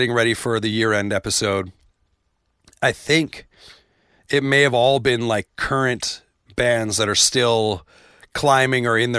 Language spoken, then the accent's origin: English; Canada; but Stuck Out Here, being Canadian, there were like references that I got that I was like, ah, that's pretty cool.